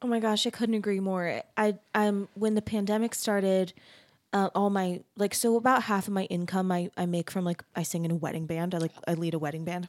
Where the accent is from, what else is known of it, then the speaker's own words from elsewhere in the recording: Arizona, United States; I'm from Arizona